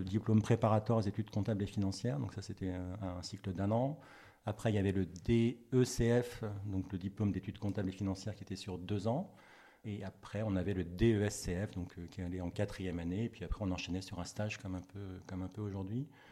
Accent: Breton, Brittany, France; also born or lived in Paris; now in Nantes, France; j'étais breton, enfin je suis breton, je suis rené à la base

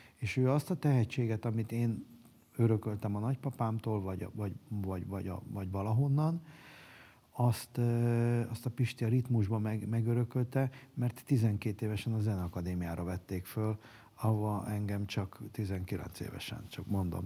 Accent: Budapest, Hungary; Soroksáron nőttem fel, az én szüleim soroksáriak

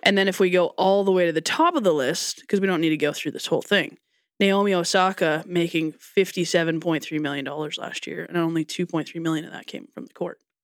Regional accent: Canada; as a Canadian person

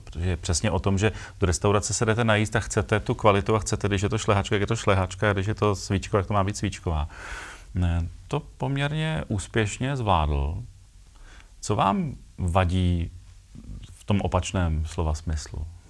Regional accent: Czechia; jsme v tomhle trochu specifičtí jako Češi

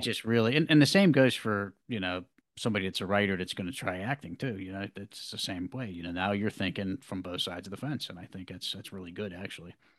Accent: Pittsburgh, Pennsylvania, United States; I'm an actor from the Pittsburgh, Pennsylvania area, American born

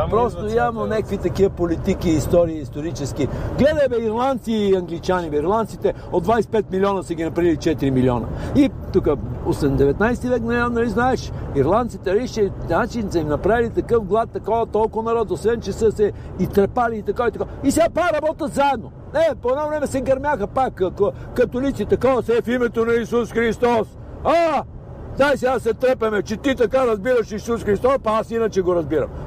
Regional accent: Bulgaria; а ние сме от Българстан

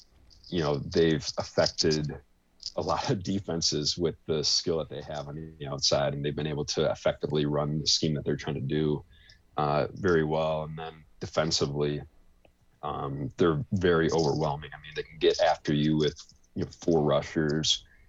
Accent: Green Bay, Wisconsin, United States; I'm born and raised in the Green Bay area

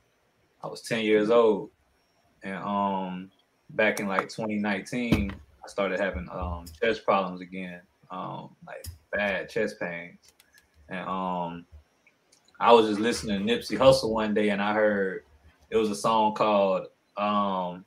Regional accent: Aiken, South Carolina, United States; also born or lived in Augusta, Georgia; I'm from South Carolina. I was born in Augusta, Georgia, raised in South Carolina over here in Aiken in the 803.

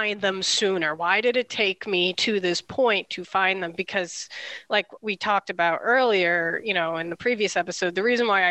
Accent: Massachusetts, United States; growing up in Massachusetts

